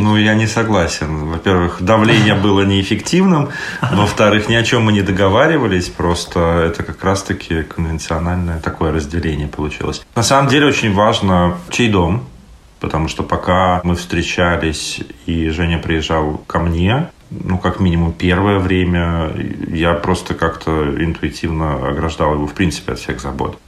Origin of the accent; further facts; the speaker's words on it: Saint Petersburg, Russia; moved away as an adult; also born or lived in Estonia; now in Tallinn, Estonia; мне 41, я из Питера, также живу в Эстонии приехал для работы, решил остаться